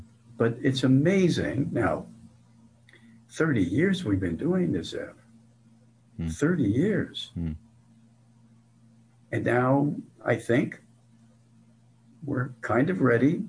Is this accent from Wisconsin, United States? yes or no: no; New York City, New York, United States; growing up on the Lower East Side of Manhattan